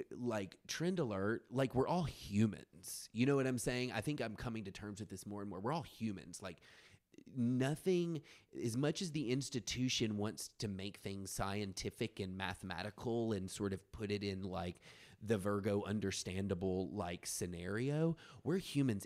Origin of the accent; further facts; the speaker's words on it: rural West Tennessee, United States; I'm from the South, like, you know, I'm a fag from rural West Tennessee